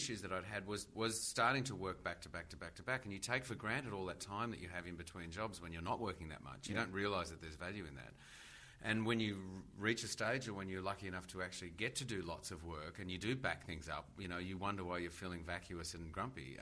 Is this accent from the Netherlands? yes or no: no; Australia; as an Australian